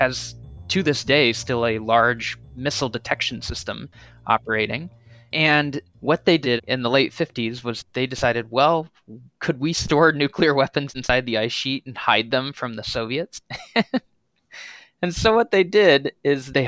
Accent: Denver, Colorado, United States; moved away as an adult; now in Vermont, United States; I am originally from Denver, Colorado

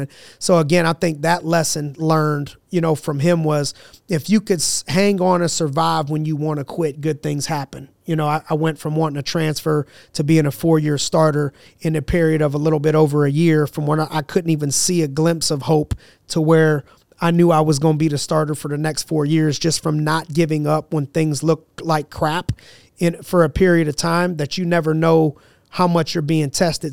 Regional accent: Youngstown, Ohio, United States; a branch of Inspiring Minds, Youngstown in my hometown

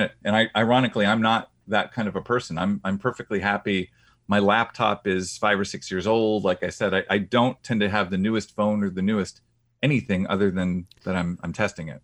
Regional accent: Boston, Massachusetts, United States; I'm from the Boston area

